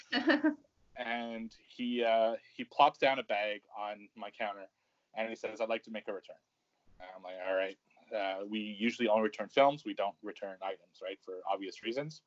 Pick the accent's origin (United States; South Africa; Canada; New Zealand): Canada; I'm, I'm Canadian